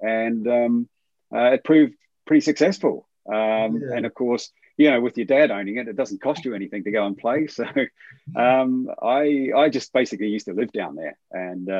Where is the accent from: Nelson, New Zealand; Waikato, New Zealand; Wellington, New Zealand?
Waikato, New Zealand; Whitianga; it's all started really in a place called Whitianga, which is a very, very small town